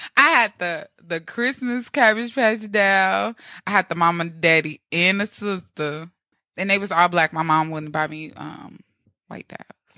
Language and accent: English; Midwest, United States; moved away; I come from Midwest